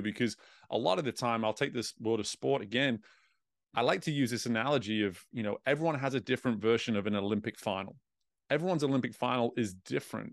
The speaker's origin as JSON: {"language": "English", "region": "England", "country": "United Kingdom", "tie": "born or raised there", "said": "growing up in England, growing up in Europe"}